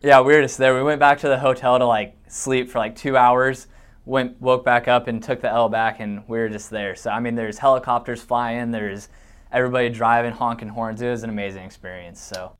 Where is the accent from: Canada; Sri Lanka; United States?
United States; Washington; moved away as an adult; now in Iowa, United States; my hometown in Washington